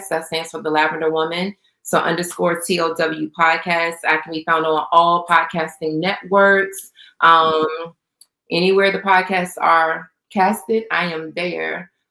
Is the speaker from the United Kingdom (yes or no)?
no; Jamaica; I'm like a Jamaican.